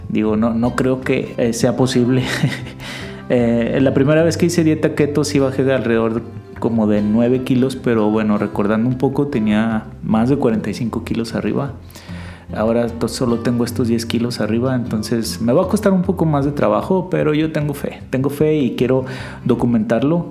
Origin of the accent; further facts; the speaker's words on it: Mexico; como buen mexicano